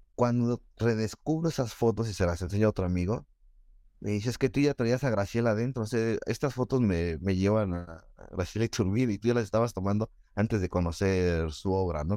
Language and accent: Spanish; Nezahualcóyotl, State of Mexico, Mexico; crecí en Ciudad Neza